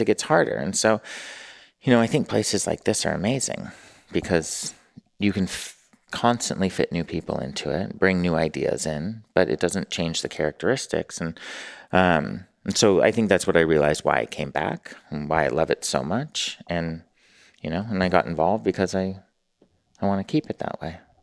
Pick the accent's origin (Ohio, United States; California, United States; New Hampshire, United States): California, United States; Newport Beach; moved away as an adult; also born or lived in San Francisco / New York; I'm from Newport and then San Francisco